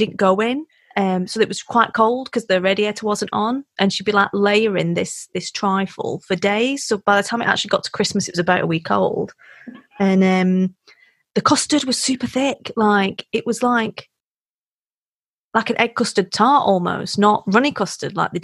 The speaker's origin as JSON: {"language": "English", "town": "Wigan", "region": "North West England", "country": "United Kingdom", "also_born_or_lived": "South Africa", "said": "I'm from Wigan."}